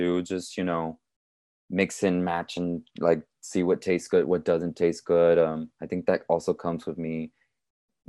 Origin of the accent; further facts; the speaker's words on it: Laredo, Texas, United States; moved away as an adult; also born or lived in Los Angeles, California; When I came back to Laredo from Los Angeles